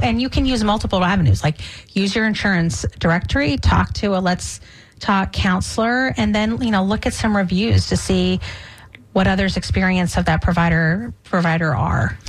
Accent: Boston, Massachusetts, United States; also born or lived in New England; now in Tampa Bay, United States; I'm, I'm from Boston my, myself

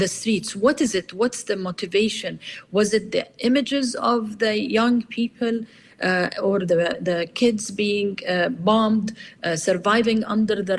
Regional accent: Kuwait; moved away; when I was growing up in Kuwait

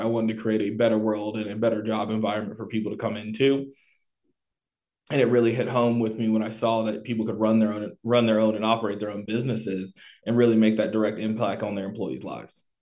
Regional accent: Tampa, Florida, United States; moved away as an adult; also born or lived in Pensacola, Florida / North Carolina; now in Triad area, North Carolina, United States; I was born in Pensacola, Florida, uh, raised pretty much primarily in Tampa

